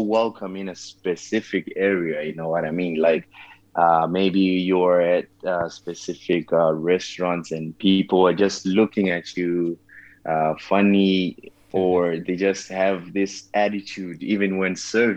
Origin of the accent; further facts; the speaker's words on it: Zimbabwe; moved away as an adult; also born or lived in Malaysia; I was born and raised in Zimbabwe